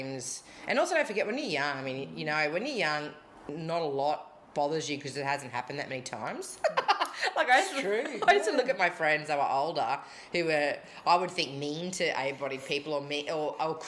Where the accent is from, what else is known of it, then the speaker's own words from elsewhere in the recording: Rockhampton, Queensland, Australia; moved away; I am a Rocky girl at heart. I think the older I get, the more I embrace that I'm from Rockhampton